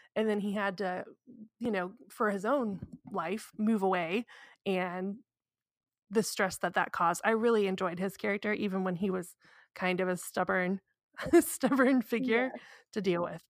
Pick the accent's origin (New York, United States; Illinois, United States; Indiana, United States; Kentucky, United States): Indiana, United States; I'm from Indiana